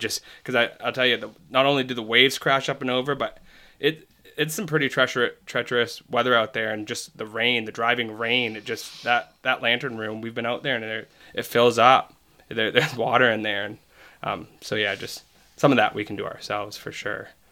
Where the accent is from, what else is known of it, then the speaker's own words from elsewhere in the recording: Cutler, Maine, United States; also born or lived in Augusta, Maine; My family's from down east. We're, we're from Cutler, Cutler, Maine